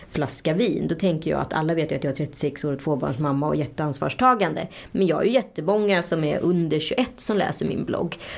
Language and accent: Swedish; Strömstad, Västra Götaland, Sweden; jag är från Strömstad